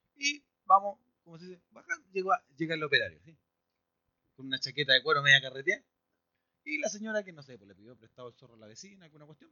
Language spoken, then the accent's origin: Spanish; Chile; si somos chilenos